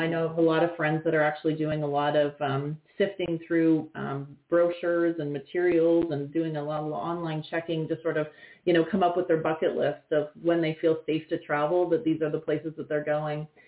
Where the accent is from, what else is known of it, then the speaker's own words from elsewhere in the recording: London, Ontario, Canada; now in Toronto, Canada; I grew up in London, Ontario